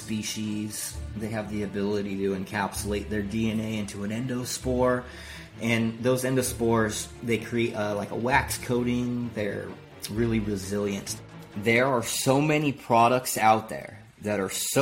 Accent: San Diego, California, United States; now in Oklahoma, United States; I'm from San Diego, but I currently reside in Oklahoma.

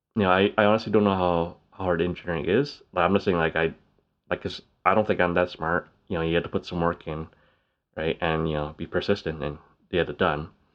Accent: Canada; Canada's bilingual, we speak English and French

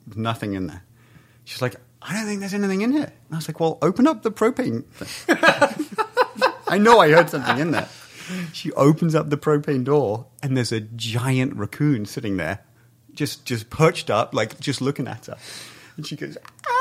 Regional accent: England, United Kingdom; now in Southern California, United States; I grew up in England where it's bunny rabbits and squirrels

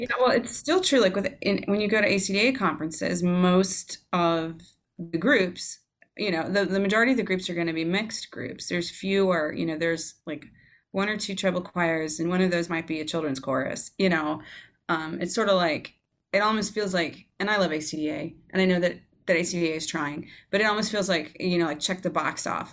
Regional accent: Georgia, United States; moved away as an adult; I grew up in Georgia

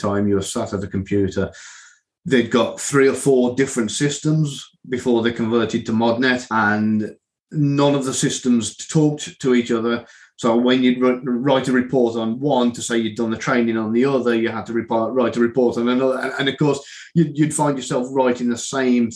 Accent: Midlands, United Kingdom; moved away; my hometown in the Midlands

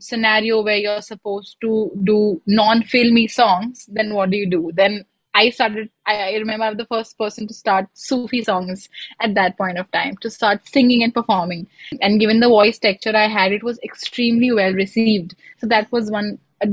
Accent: Lucknow, Uttar Pradesh, India; moved away as an adult; I am originally from Lucknow

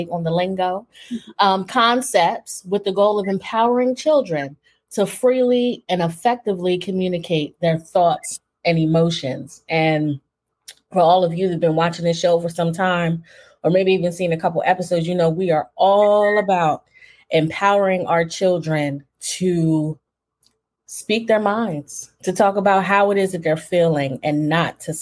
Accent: East Coast, United States; moved away; also born or lived in Philadelphia; I'm from the East Coast. So in Philly, I worked for an ombudsman

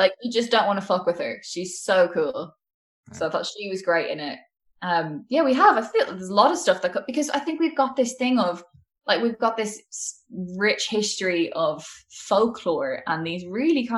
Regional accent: Wicklow, Leinster, Ireland; also born or lived in Dublin; I am Irish. I grew up in Wicklow. I went to school in Dublin.

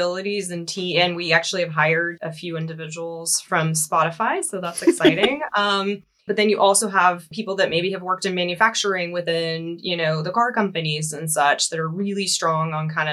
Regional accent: Seattle, Washington, United States; moved away as an adult; now in Germany; I do come from the US, if you can't tell from the accent. So I relocated from Seattle, Washington, 2.5 years ago to Germany.

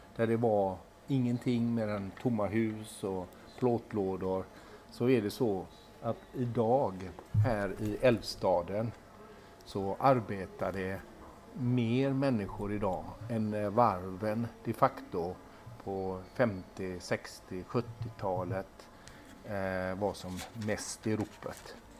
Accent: Gothenburg, Västra Götaland, Sweden; som göteborgare

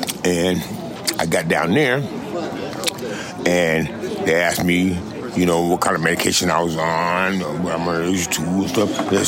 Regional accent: Pasadena, California, United States; I was born and raised in Pasadena. I watched this place come up.

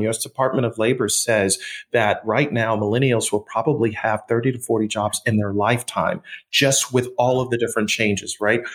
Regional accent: Buffalo, New York, United States; I was born and raised in Buffalo.

